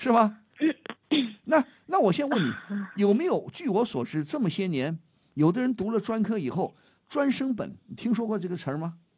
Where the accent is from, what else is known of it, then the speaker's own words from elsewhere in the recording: China; 我们中国人